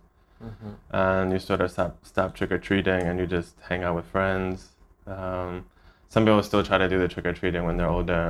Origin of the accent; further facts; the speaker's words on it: Baltimore, Maryland, United States; I'm from Baltimore, from the States.